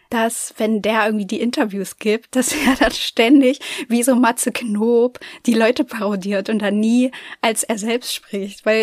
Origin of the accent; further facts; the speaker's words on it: Germany; Ich komme aus Deutschland, ich kann kein Englisch sprechen.